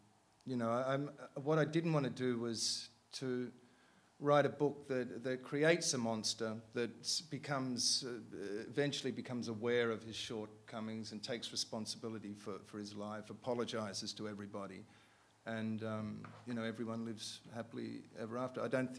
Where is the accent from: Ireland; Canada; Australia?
Australia; I mean, there's something about, I'm an Australian, and there's something about English guys I don't really get.